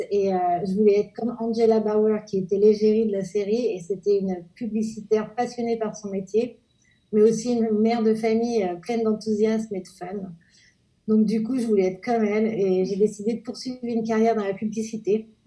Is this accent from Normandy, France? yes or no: yes; Normandy, France; also born or lived in Jura, France; je suis née dans le Jura, dans les Pyrénées près de la Suisse. Ensuite, mes parents ont déménagé en Normandie où ils avaient un restaurant. J'ai été à l'école en Normandie jusqu'au lycée